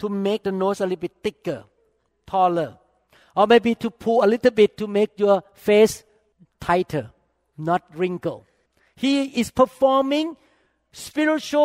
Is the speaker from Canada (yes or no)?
no; Thailand; moved away; I grew up in the Thai Chinese culture.